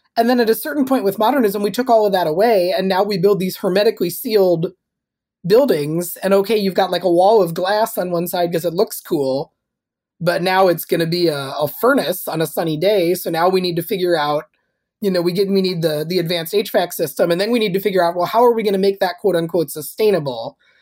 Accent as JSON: {"language": "English", "region": "Minnesota", "country": "United States", "tie": "born or raised there", "said": "I grew up in Minnesota"}